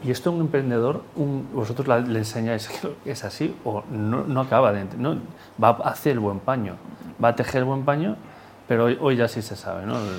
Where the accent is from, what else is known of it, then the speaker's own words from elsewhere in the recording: Galicia, Spain; yo soy gallego